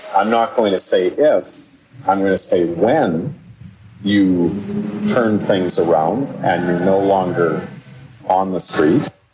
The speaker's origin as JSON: {"language": "English", "area": "the Kootenays", "region": "British Columbia", "country": "Canada", "said": "I come from the Kootenays"}